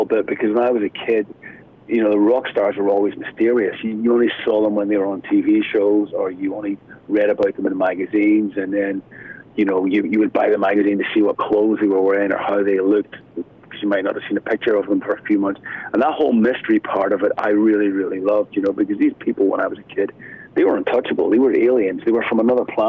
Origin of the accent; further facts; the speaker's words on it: Belfast, Northern Ireland, United Kingdom; growing up in Northern Ireland in Belfast, you know, when I was a kid